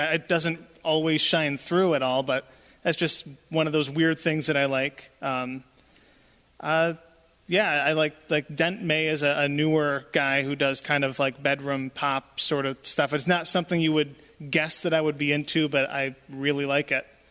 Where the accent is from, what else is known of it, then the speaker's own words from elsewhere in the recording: Jamestown, New York, United States; I have lived in Jamestown most of my life.